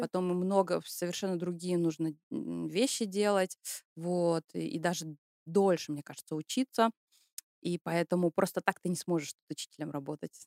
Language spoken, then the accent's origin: Russian; Syktyvkar, Komi Republic, Russia; moved away as an adult; now in Germany; я родом из России, из Республики Коми, из славного города Сыктывкара, это столица Республики Коми.